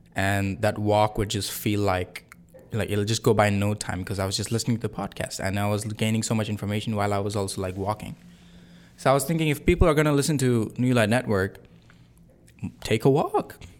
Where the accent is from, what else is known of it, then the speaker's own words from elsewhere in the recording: Singapore; moved away as an adult; also born or lived in India; now in Canada; I'm not from Canada. I'm from Singapore, but I was born in India. I've lived in Singapore most of my life.